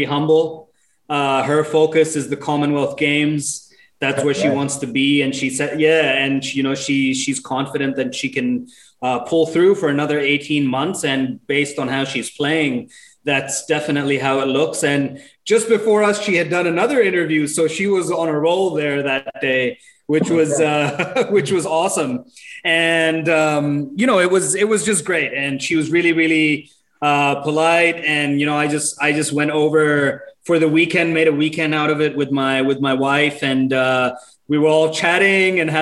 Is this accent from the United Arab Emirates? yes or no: yes; Dubai, United Arab Emirates; moved away as an adult; also born or lived in Pakistan; now in Australia; originally from Pakistan, Karachi, never lived there, but was born and raised in Dubai.